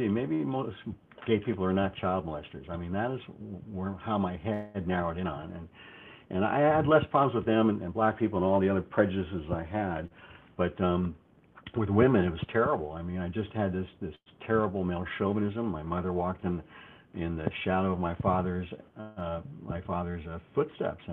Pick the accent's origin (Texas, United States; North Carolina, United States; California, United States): California, United States; Los Angeles; I was brought up and raised in California, the Los Angeles area, multiple areas.